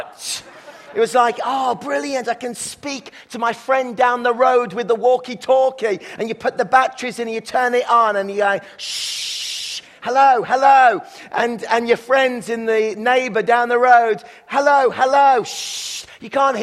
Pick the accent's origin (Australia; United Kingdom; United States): United Kingdom; England; now in Kelowna, Canada; when I was growing up in England